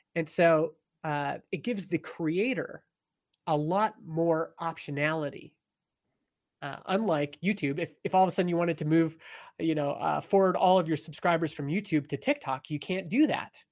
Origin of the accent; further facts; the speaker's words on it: Stony Plain, Alberta, Canada; moved away as an adult; also born or lived in Edmonton, Canada; now in British Columbia, Canada; I grew up in a little farm town in Alberta, Canada called Stony Plain